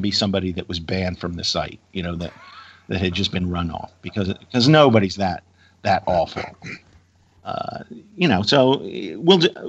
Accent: Virginia, United States; my home state of Virginia

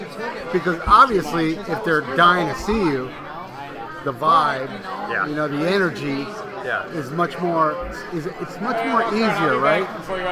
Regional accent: South Florida, United States; I'm from South Florida

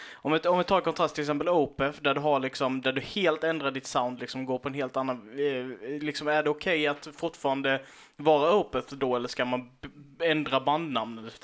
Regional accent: Karlshamn, Blekinge, Sweden; vi kommer från Karlshamn, de flesta av oss

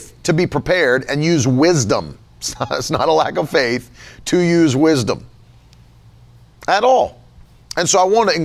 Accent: West Virginia, United States; moved away; I come from West Virginia

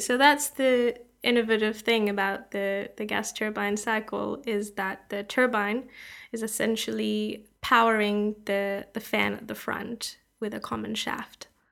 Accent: Canada; moved away as an adult; also born or lived in Toronto, Canada / Canberra, Australia; now in Oxford, United Kingdom; I'm from Canada.

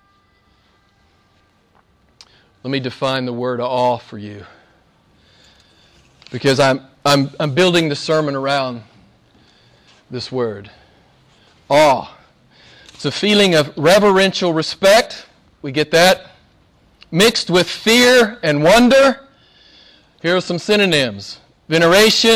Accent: the American South, United States; accent: southern; my southern accent

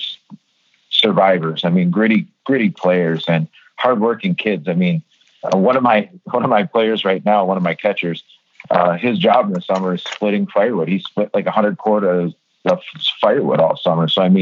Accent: the Soo, Michigan, United States; I was born and raised in the Sioux, and I graduated from Sioux High in 1998

